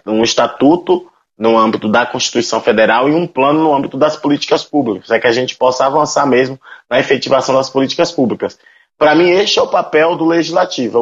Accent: Conceição do Almeida, Bahia, Brazil; moved away as an adult; now in Cuiabá, Brazil; sou natural de Conceição do Almeida, Bahia, e moro aqui em Cuiabá desde 2012

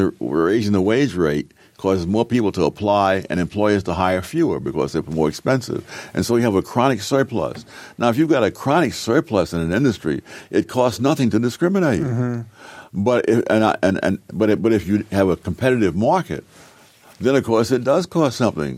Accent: New York City, New York, United States; moved away; When I grew up in Harlem

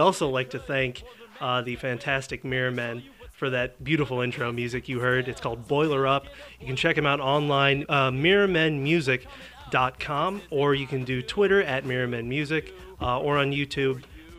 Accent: Carmel, Indiana, United States; also born or lived in West Lafayette, Indiana; I was born in West Lafayette, went to high school on the north side of Indy, Carmel High School.

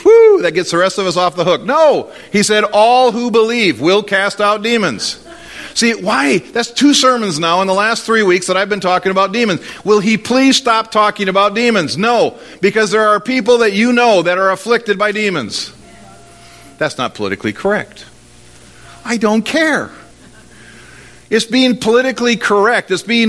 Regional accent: Minnesota, United States; Well, I don't. I'm from Minnesota. I don't cast out demons.

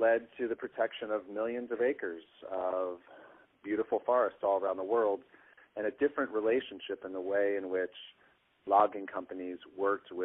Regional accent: New Jersey shore, United States; I grew up on the New Jersey shore

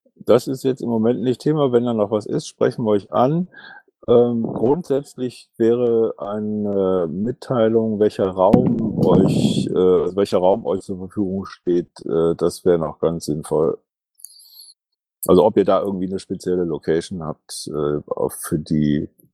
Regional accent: Ratingen, North Rhine-Westphalia, Germany; also born or lived in Düsseldorf; ich bin Düsseldorfer bzw. Ratinger

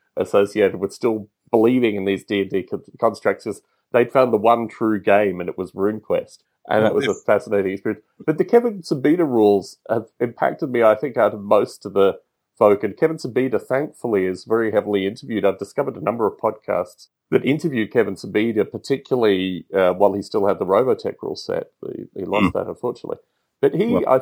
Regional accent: Australia; a boy growing up in Australia

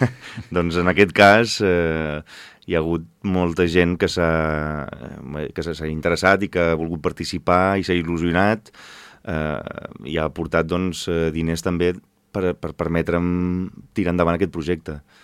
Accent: Valencia, Valencian Community, Spain; now in Arenys, Spain; jo sóc nascut a València

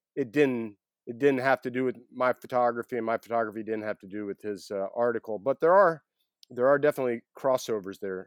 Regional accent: Atlanta, Georgia, United States; I grew up in Atlanta

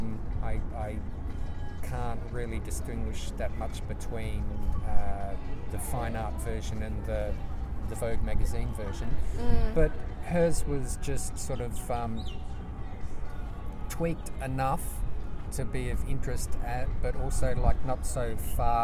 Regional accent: Adelaide, South Australia, Australia; also born or lived in Melbourne; now in Sydney, Australia; I'm originally from Adelaide, but now based in Sydney, temporarily living in Melbourne.

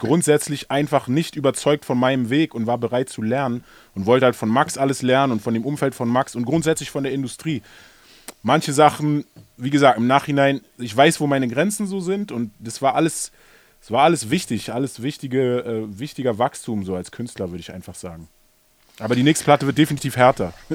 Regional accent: Berlin, Germany; als Berliner

